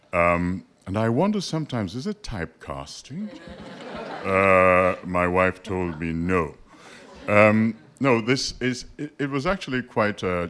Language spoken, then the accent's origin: English; Jamaica; I'm actually Jamaican.